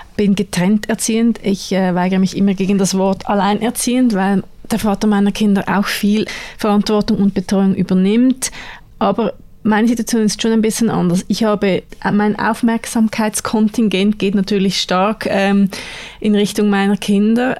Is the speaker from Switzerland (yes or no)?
yes; Switzerland; bei uns in der Schweiz